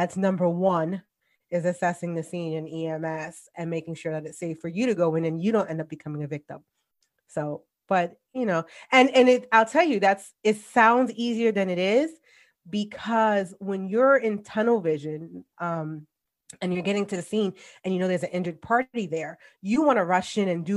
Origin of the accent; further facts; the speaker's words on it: New York City, New York, United States; moved away; born and raised in the Bronx. Yes, I'm a New Yorker